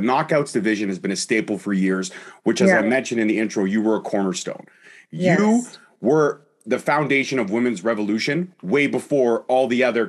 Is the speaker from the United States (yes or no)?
no; Canada